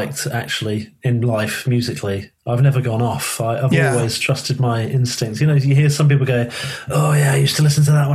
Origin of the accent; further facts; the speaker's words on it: London, United Kingdom; accent: southerner; also born or lived in Liverpool; we moved to London when I was younger